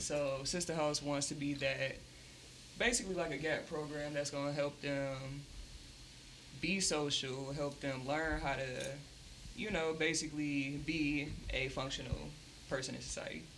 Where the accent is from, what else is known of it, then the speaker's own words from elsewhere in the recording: Pontiac, Michigan, United States; I'm from the South Side